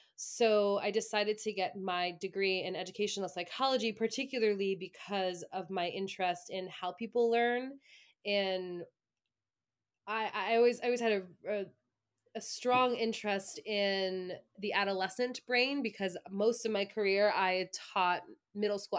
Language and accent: English; Long Island, New York, United States; moved away as an adult; also born or lived in Ithaca, New York; now in central New York, United States; I am originally from Long Island